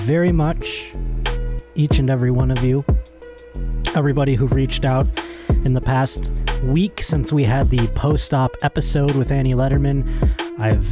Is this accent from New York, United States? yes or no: yes; Buffalo, New York, United States; my hometown of Buffalo, New York